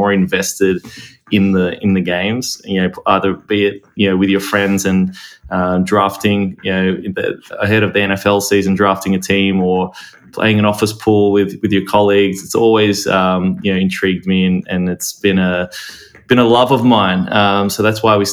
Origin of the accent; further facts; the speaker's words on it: Australia; now in United States; I grew up in Australia